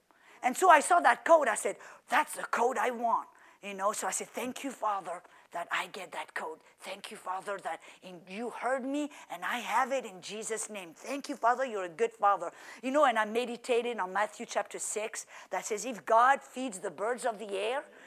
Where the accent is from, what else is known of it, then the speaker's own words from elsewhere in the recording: French Riviera, Provence-Alpes-Côte d'Azur, France; moved away as an adult; also born or lived in Oklahoma; now in United States; I come from the French Riviera, like Florida, where it's warm